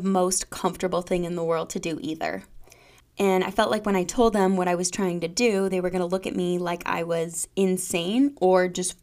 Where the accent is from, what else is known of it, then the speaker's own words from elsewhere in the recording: Golden, Colorado, United States; I grew up in Golden, Colorado